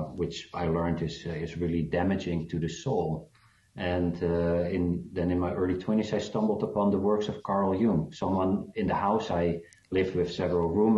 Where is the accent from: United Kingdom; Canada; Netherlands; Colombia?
Netherlands; moved away as an adult; also born or lived in Bloemfontein, South Africa / Johannesburg, South Africa; now in United States; at age four, we moved to the Netherlands. So I feel Dutch mainly, even if I've now already been 15 years in the USA.